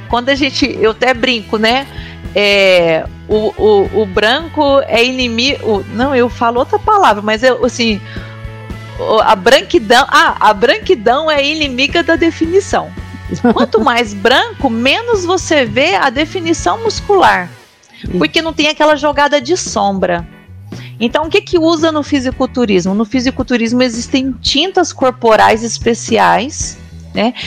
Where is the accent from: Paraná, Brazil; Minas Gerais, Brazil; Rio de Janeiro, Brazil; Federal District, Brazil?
Minas Gerais, Brazil; Uberlândia; eu sou daqui de, da cidade de Uberlândia